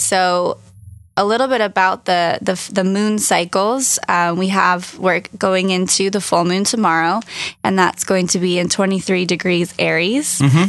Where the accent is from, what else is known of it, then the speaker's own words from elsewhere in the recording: California, United States; I'm from Orange County.